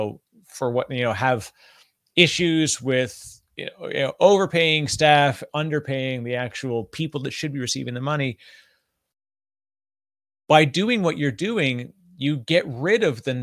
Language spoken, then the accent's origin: English; Canada; I'm Canadian